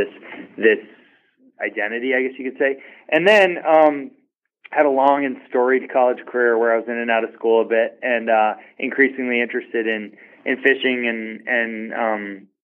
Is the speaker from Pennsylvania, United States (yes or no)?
no; Boston, Massachusetts, United States; I grew up in Greater Boston, suburban Boston, like 20 miles from the city